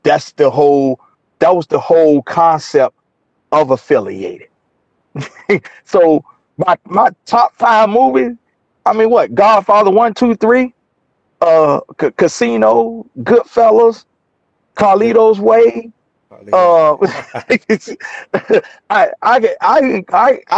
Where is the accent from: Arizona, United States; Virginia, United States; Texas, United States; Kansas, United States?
Virginia, United States; Portsmouth; moved away as an adult; now in Atlanta, United States; I'm doing this interview from Virginia, not Atlanta, you know, in my hometown of Portsmouth, Virginia